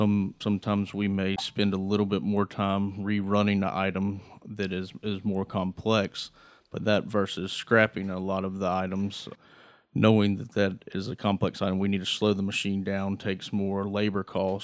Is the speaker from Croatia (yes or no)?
no; Greenville, North Carolina, United States; So like you said, I grew up in Greenville, North Carolina.